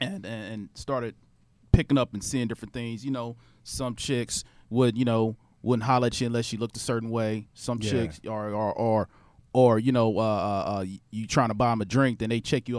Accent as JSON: {"language": "English", "region": "Midwest", "country": "United States", "moved": "yes", "lives_now": "Houston, United States", "said": "Here in Houston, I realized, being from, you know, Midwest"}